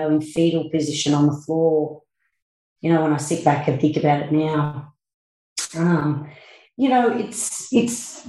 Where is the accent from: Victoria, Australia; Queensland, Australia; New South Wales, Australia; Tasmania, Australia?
New South Wales, Australia; Forbes; I grew up in Forbes